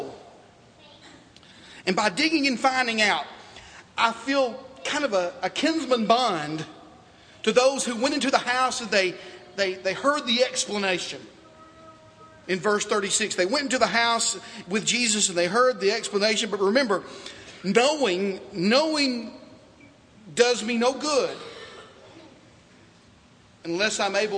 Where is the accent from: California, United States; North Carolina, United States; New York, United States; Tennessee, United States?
Tennessee, United States; Dickson; I was born in Dixon, Tennessee.